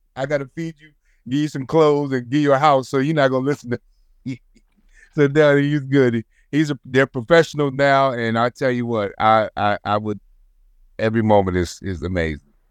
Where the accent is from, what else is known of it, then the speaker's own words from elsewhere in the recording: Trenton, New Jersey, United States; I'm from Trenton, New Jersey